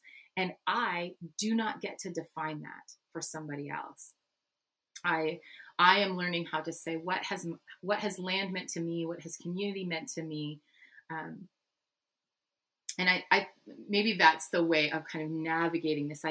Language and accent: English; Canada; I'm Dutch Canadian.